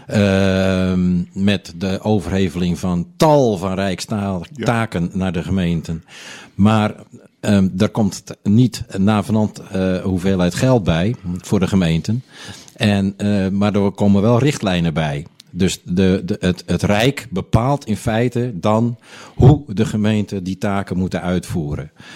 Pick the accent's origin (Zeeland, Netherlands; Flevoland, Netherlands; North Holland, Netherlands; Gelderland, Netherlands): North Holland, Netherlands; Onderdijk; also born or lived in Hoorn; now in Blokker, Netherlands; ik in het ziekenhuis in Horen ben geboren. Maar wij woonden toen in Onderdijk.